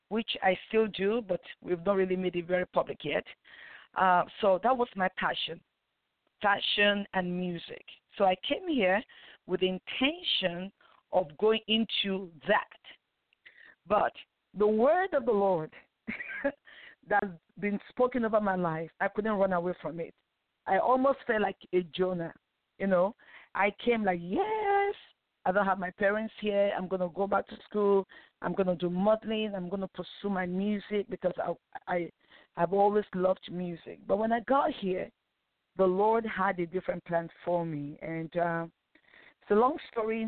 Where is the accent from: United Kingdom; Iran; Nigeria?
Nigeria; now in United States; I grew up in Nigeria. I was born in Nigeria before I relocated to United States of America many years ago